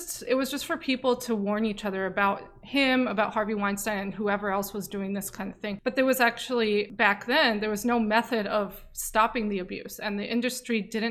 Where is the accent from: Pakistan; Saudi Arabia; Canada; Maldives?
Saudi Arabia; now in United States; I'm Saudi and a lesbian